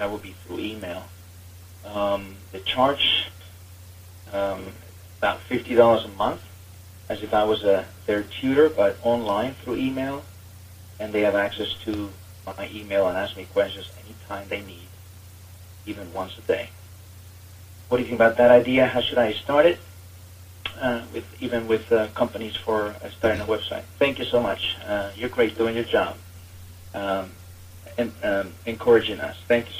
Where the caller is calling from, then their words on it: Maryland, United States; first language Spanish; English is a second language; from Maryland. I am a Spanish teacher. My native tongue is Spanish. I've been in the States for over 15 years teaching Spanish